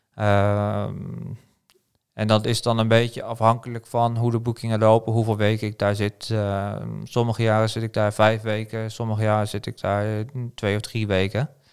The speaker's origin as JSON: {"language": "Dutch", "town": "Pijnacker", "region": "South Holland", "country": "Netherlands", "tie": "born or raised there", "moved": "as an adult", "lives_now": "Norway", "said": "oorspronkelijk kom ik dus uit Nederland, geboren getogen in Pijnakken bij, bij Delft."}